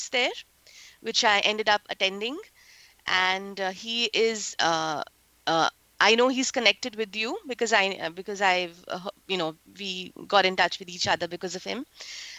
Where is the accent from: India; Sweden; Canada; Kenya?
India; moved away as an adult; now in Silicon Valley, United States; I relocated from India to here in the United States around 7 years back.